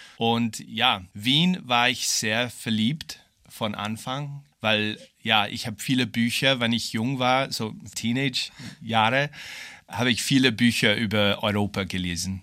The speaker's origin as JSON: {"language": "German", "country": "Australia", "second_language": "German", "moved": "yes", "lives_now": "Vienna, Austria", "said": "ich komme aus Australien"}